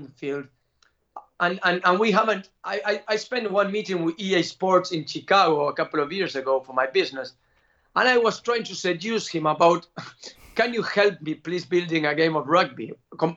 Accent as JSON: {"language": "English", "country": "Argentina", "said": "I'm from Argentina"}